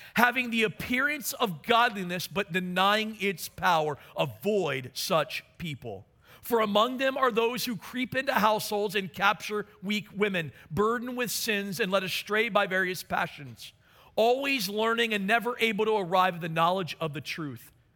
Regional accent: Maryland, United States; moved away; my hometown of Maryland

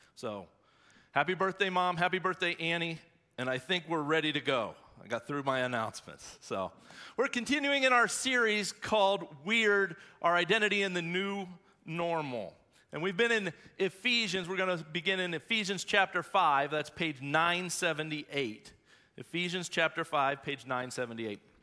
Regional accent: Shelby, North Carolina, United States; I'm from Shelby, born and bred Whippet

